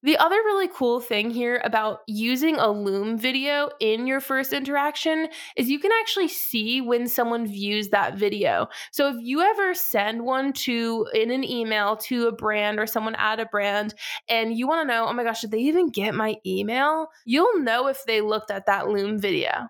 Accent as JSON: {"language": "English", "region": "Massachusetts", "country": "United States", "tie": "born or raised there", "moved": "as an adult", "lives_now": "Charlotte, United States", "said": "I am from Massachusetts, born and raised"}